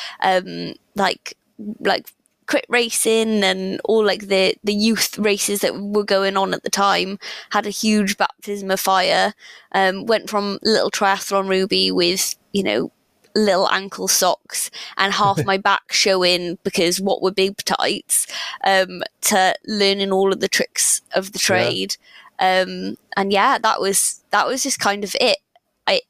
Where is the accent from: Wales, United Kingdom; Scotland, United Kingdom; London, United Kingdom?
Wales, United Kingdom; Llantwit Major; also born or lived in Reading; I grew up in Atlantic Major by the sea